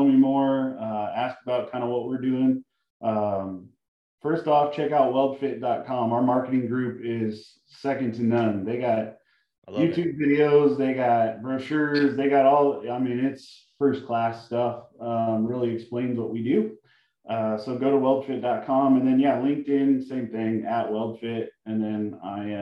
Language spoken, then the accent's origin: English; Colorado, United States; moved away as an adult; I grew up in Colorado, and, you know, when we chose to leave Colorado